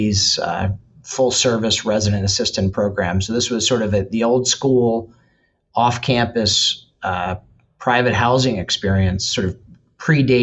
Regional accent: Glenmoore, Pennsylvania, United States; moved away; also born or lived in Madison, Wisconsin; I actually grew up in the Philadelphia region, Chester County, on a farm in Glenmore, Pennsylvania

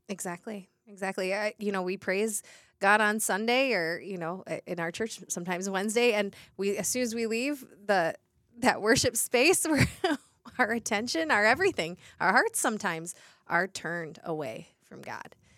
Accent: Detroit, Michigan, United States; growing up in Detroit

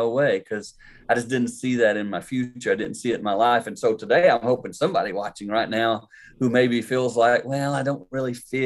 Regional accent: the Carolinas, United States; I grew up in the Carolinas

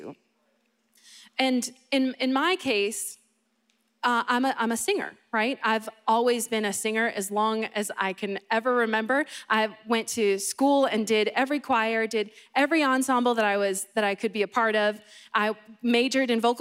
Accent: Boston, Massachusetts, United States; I grew up in Boston and not in Florida

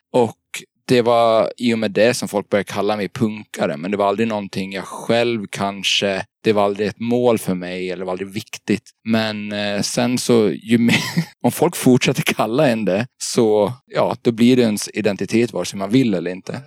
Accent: Gotland, Sweden; also born or lived in Småland / Gothenburg; now in Stockholm, Sweden; Jag är från Gotland från början. Och har bott lite i Småland och Göteborg, men nu bor jag i Stockholm.

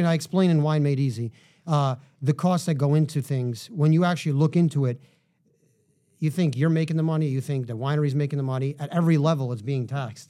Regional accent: New York City, New York, United States; I grew up in Manhattan

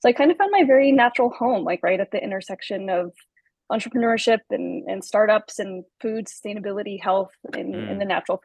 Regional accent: Carmel, California, United States; I grew up for the most part in California, from a small town called Carmel, about 2.5 hours south of San Francisco

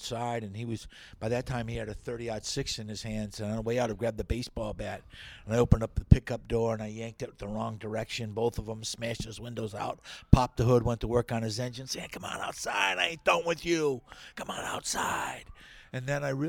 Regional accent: Ludington, Michigan, United States; I'm from Ludington, Michigan.

